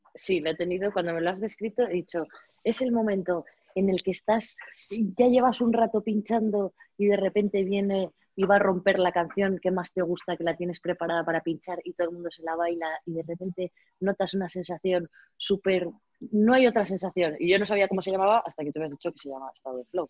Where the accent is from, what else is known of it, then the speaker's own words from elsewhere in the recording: Valladolid, Castile and León, Spain; yo soy de Valladolid